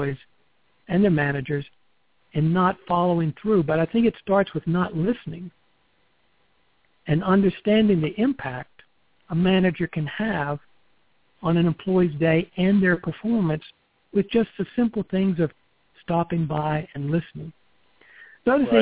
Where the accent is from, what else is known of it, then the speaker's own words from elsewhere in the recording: the South, United States; accent: Southern; I grew up in the South.